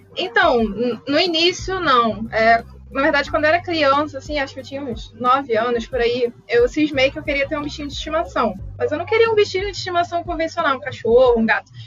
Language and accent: Portuguese; Rio de Janeiro, Brazil; Eu sou do Rio de Janeiro